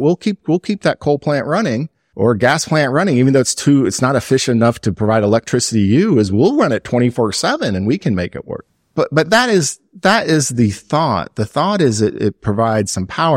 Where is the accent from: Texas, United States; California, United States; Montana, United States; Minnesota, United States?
Texas, United States; Lago Vista; also born or lived in Iowa; I was raised in Lago Vista, which is a little past Leander